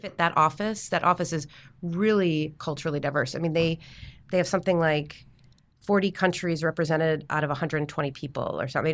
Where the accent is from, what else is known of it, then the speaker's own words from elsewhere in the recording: Chicago, Illinois, United States; moved away as an adult; I'm from Chicago